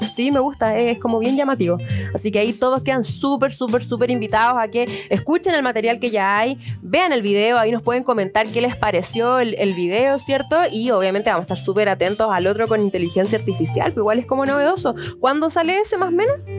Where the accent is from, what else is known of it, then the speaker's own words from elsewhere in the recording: Chile; somos todos chilenos